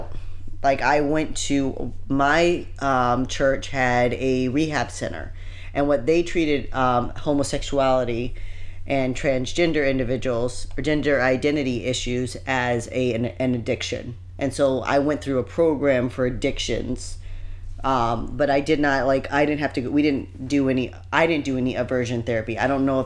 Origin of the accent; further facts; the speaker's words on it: Indiana, United States; us growing up in Indiana